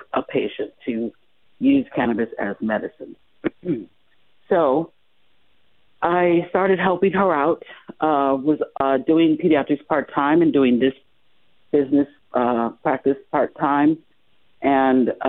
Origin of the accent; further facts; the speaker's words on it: Chicago, Illinois, United States; moved away as an adult; now in Las Vegas, United States; I'm originally from Chicago, so I've been here in Las Vegas practicing for I've been here for 21 years now